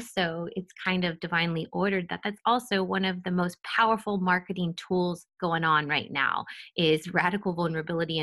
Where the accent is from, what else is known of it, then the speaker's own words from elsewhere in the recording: Pleasanton, California, United States; I grew up in a middle to upper class suburban town called Pleasanton